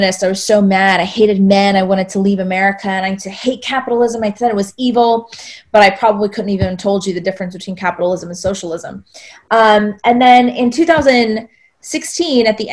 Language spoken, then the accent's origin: English; South Georgia, United States; I grew up in the Bible Belt in South Georgia, 10 churches in an 8-mile radius on the way from the stoplight back to my house, small town, very Southern